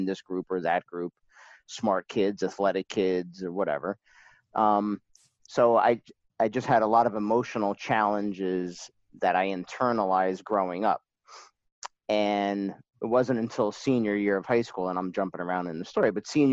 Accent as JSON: {"language": "English", "town": "Parsippany", "region": "New Jersey", "country": "United States", "tie": "born or raised there", "also_born_or_lived": "Lincoln Park, New Jersey", "said": "we moved from Lincoln Park, New Jersey to Parsippany, where I spent most of my years"}